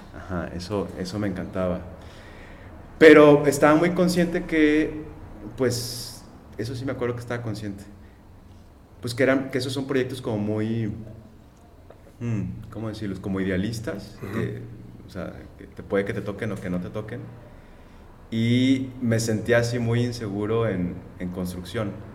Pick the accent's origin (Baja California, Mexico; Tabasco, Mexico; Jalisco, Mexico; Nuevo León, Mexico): Jalisco, Mexico; Guadalajara; moved away as an adult; also born or lived in Mexico City; now in Tijuana, Mexico; estudié allá mismo, yo soy de Guadalajara